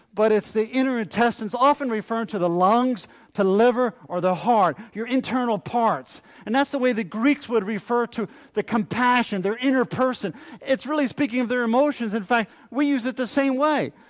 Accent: New Jersey, United States; as a teenager growing up in South Jersey

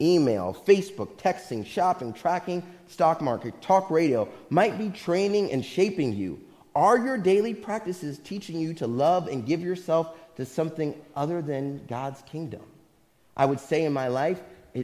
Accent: Missouri, United States; moved away; I'm from Missouri

